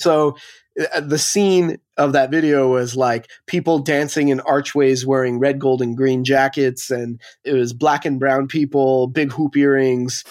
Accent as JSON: {"language": "English", "town": "Montreal", "region": "Quebec", "country": "Canada", "tie": "born or raised there", "moved": "as an adult", "lives_now": "Toronto, Canada", "said": "born and raised in Montreal. now living in Toronto for the last"}